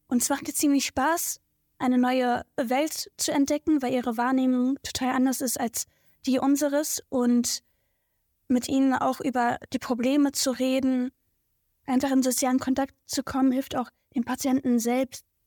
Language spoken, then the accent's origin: German; Berlin, Germany; Also Tempohof ist so meine Heimat. Ähm, da bin ich geboren und aufgewachsen.